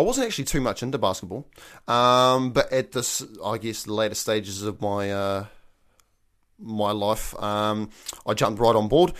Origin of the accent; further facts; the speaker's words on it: Invercargill, Southland, New Zealand; I am born and bred in Invercargill, deep down south